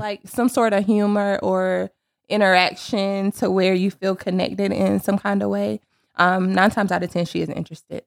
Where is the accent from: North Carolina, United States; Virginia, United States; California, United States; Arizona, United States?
North Carolina, United States; Sanford; moved away as an adult; now in Charlotte, United States; I am from Sanford, North Carolina.